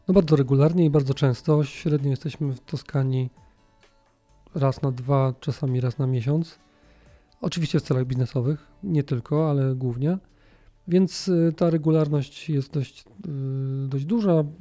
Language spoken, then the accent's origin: Polish; Gliwice, Silesian Voivodeship, Poland; Jesteśmy oboje z Gliwic